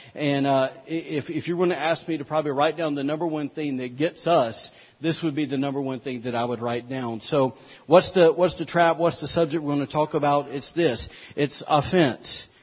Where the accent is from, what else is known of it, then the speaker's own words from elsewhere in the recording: United States; we as the American people